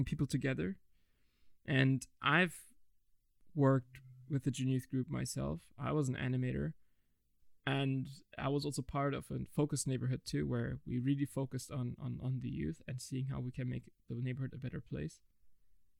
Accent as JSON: {"language": "English", "country": "Germany", "tie": "born or raised there", "said": "I was born and raised in Germany. My skin didn't have to adapt in a way, because it's never really hot here."}